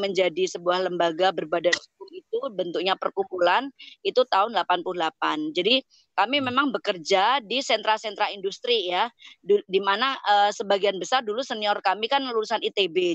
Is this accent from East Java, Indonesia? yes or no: yes; Ngawi, East Java, Indonesia; moved away; also born or lived in Germany; saya aslinya dari Ngawi